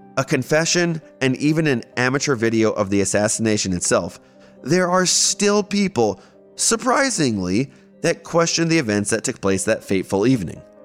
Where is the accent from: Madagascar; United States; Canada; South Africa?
United States; Baltimore, Maryland; as a 10 year old growing up in Baltimore, I was raised to be a committed religious Zionist.